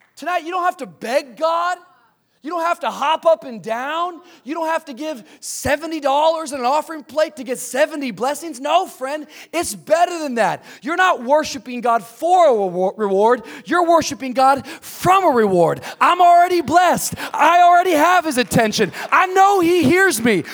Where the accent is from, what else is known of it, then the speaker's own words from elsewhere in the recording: Tacoma, Washington, United States; also born or lived in Miami, Florida; now in Los Angeles, United States; I grew up in the Pacific Northwest, Tacoma, Washington area